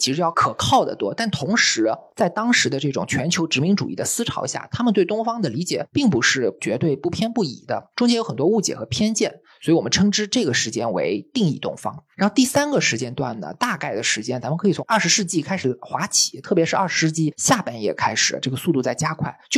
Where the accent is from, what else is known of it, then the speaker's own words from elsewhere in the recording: China; 我们是土生土长的中国人，